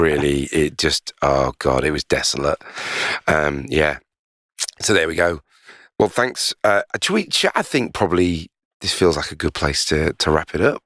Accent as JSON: {"language": "English", "town": "Leeds", "region": "Yorkshire and the Humber", "country": "United Kingdom", "said": "I'm a huge Leeds United fan 'cause I'm from Leeds"}